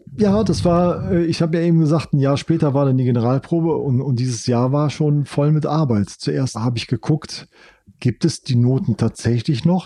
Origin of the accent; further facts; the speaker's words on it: Rhineland, Germany; Ich bin ja im Rheinland groß geworden